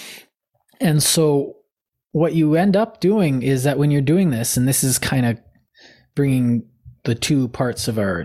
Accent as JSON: {"language": "English", "country": "Canada", "said": "part of my identity is being Canadian."}